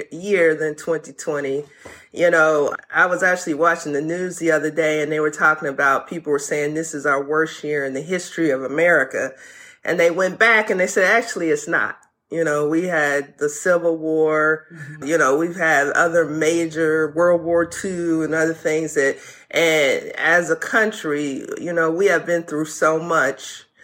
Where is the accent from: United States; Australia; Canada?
United States; the South; I'm a Southern child. I'm from the South.